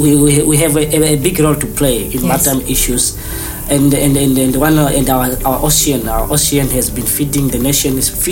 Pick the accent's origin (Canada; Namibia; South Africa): Namibia; moved away as an adult; now in Malmo, Sweden; I'm from Namibia